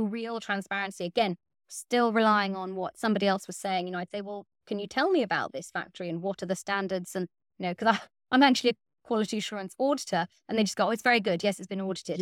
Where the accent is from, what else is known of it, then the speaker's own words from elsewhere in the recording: West Cork, Munster, Ireland; moved away as an adult; also born or lived in West Wales; now in Wales, United Kingdom; I grew up in West Cork in Ireland